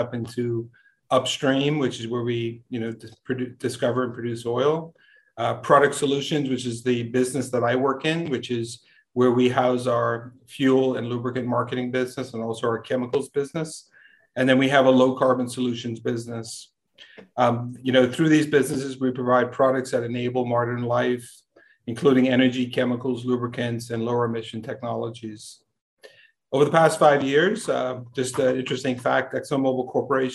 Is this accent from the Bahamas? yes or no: yes; Bahamas; now in Texas, United States; I was born and raised in the Bahamas